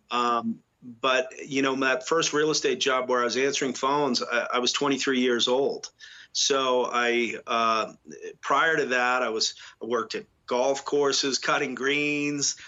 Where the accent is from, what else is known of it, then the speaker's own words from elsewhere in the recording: New England, United States; also born or lived in Boston; now in Telluride, United States; I grew up in New England uh, where I was raised and went to school.